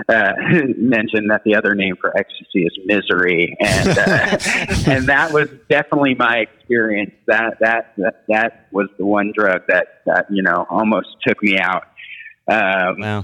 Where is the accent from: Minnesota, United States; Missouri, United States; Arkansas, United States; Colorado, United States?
Missouri, United States; Kansas City; born or raised there